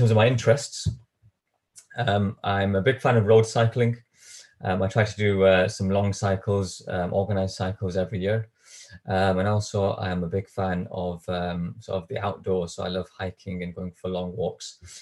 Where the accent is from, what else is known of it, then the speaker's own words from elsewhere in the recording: Bolton, North West England, United Kingdom; now in Manchester, United Kingdom; I was actually born and raised in Bolton.